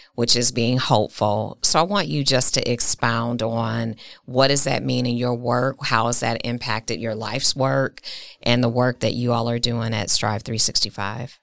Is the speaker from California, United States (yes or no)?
no; Milwaukee, Wisconsin, United States; Milwaukee is my hometown, it's my city